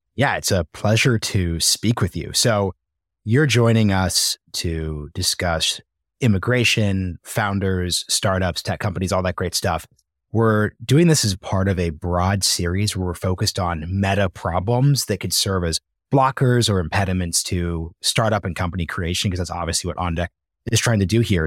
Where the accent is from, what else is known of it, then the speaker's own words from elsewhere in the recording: United States; being born in the United States